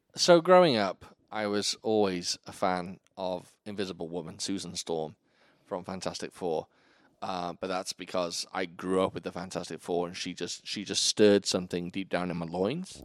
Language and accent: English; Wales, United Kingdom; moved away as an adult; now in Virginia, United States; I lived at home in sunny Wales